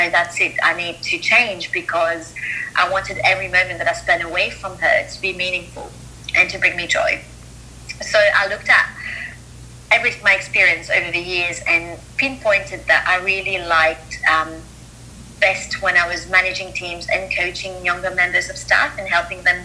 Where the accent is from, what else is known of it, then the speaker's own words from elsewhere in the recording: Mauritius; moved away as an adult; also born or lived in Melbourne, Australia; now in London, United Kingdom; I grew up in Mauritius, and you know, then at 18, I moved to Australia.